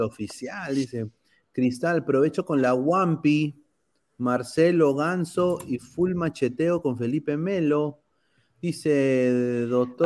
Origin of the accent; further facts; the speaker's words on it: Peru; now in United States; como peruano